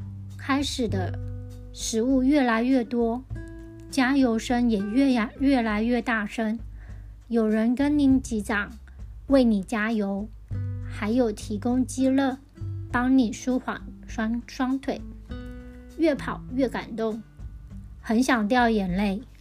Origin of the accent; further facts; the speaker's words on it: Tianzhong, Changhua County, Taiwan; moved away; 田中是我的故乡